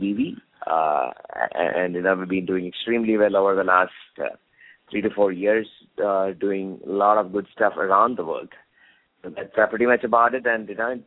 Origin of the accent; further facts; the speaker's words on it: India; moved away; also born or lived in United States / Oxford, United Kingdom; I grew up in India for a good part of my childhood before I moved down to States.